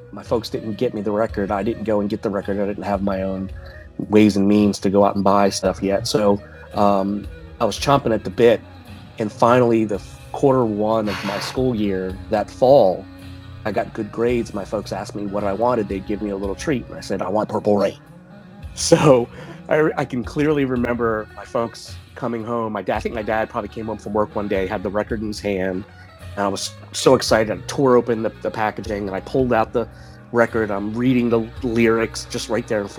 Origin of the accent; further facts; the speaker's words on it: Baltimore, Maryland, United States; now in Virginia, United States; I now live in Virginia, but I grew up in Baltimore.